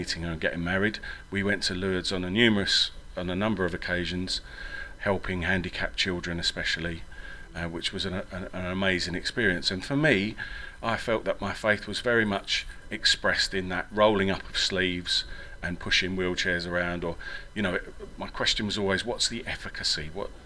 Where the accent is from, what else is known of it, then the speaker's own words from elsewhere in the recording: England, United Kingdom; accent: English; also born or lived in Ireland; I went to a Jesuit grammar school in England